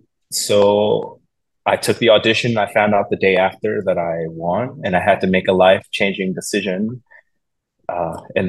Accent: Philadelphia, Pennsylvania, United States; moved away; Philadelphia is my hometown. That's where I'm from. I was raised there

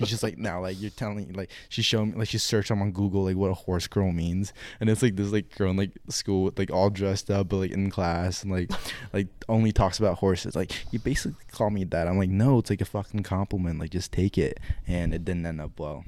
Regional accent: California, United States; moved away; when I was growing up in California, like elementary school, I was in um public school.

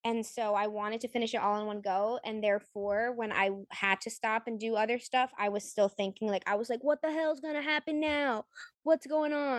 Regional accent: New England, United States; I'm from New England

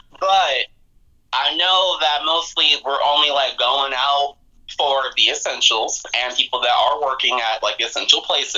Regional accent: Long Beach, California, United States; But, yeah, I'm from Long Beach, California.

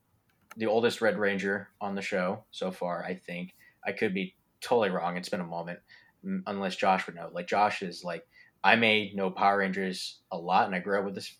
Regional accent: Philippines; I'm Filipino myself

